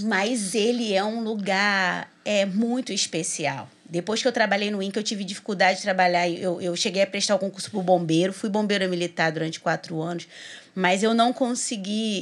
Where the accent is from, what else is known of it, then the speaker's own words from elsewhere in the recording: Duque de Caxias, Rio de Janeiro, Brazil; eu sou de Duque de Caxias